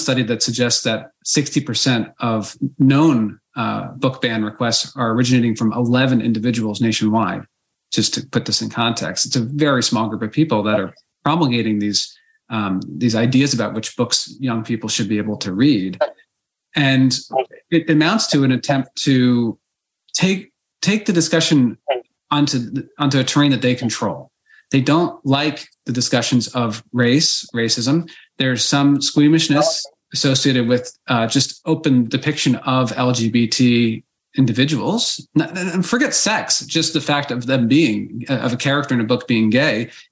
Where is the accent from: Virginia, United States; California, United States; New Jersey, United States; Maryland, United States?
New Jersey, United States; Basking Ridge; My hometown, growing up at Basking Ridge, New Jersey